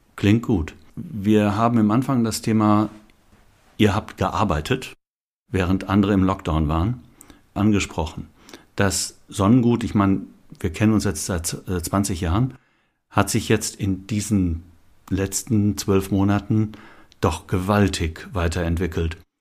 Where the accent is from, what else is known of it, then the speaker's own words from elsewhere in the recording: North Rhine-Westphalia, Germany; ich als Westfale